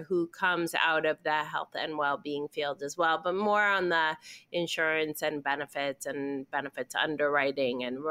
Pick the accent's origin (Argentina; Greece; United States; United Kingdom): Argentina; moved away; I'm originally from Argentina